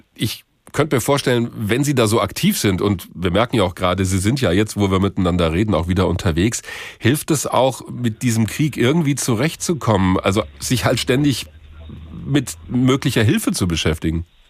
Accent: Germany; bei uns in Deutschland

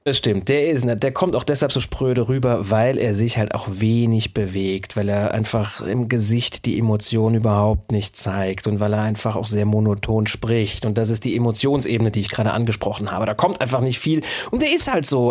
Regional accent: Saarbrücken, Saarland, Germany; an der Universität des Saarlandes, wo ich ja auch ursprünglich herkomme. Ich komme ja aus Saarbrücken

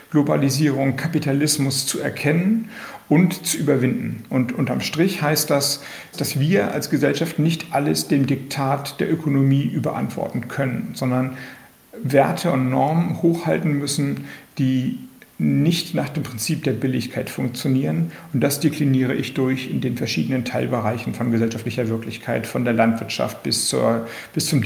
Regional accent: Kiel, Schleswig-Holstein, Germany; ich komme aus Kiel, Heikendorf liegt bei Kiel

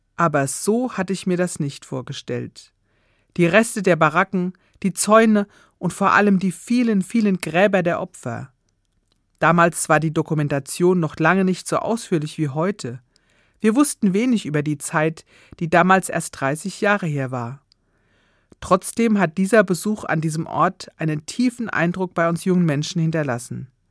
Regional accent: Germany; Bei uns in Deutschland

